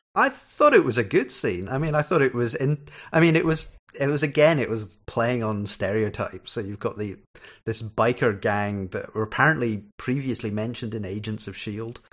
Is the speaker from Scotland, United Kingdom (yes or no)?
yes; Scotland, United Kingdom; also born or lived in Ireland; I'm Scottish